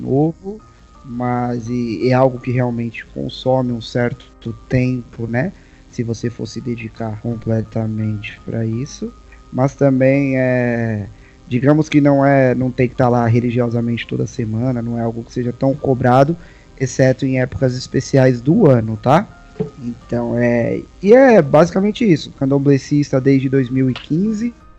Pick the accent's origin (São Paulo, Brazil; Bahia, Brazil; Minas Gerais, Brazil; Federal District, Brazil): São Paulo, Brazil; Sou de São Paulo, aqui da Zona Leste de São Paulo